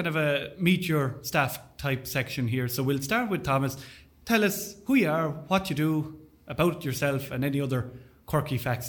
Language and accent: English; Bagenalstown, Leinster, Ireland; I hail from Bagnallstown.